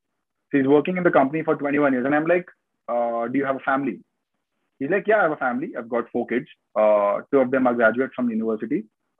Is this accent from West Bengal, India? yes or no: yes; Kolkata, West Bengal, India; moved away as an adult; also born or lived in Rajasthan; now in United Kingdom; I've always lived in Calcutta since my childhood. I was born in Rajasthan, but I was brought up in Calcutta all my life. And I moved to the UK this year in January.